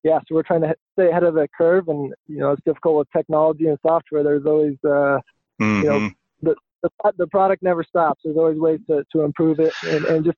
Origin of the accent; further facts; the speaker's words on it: Brush, Colorado, United States; I grew up in Brush, Colorado, and on the Eastern Plains, Colorado, in a small town on a farm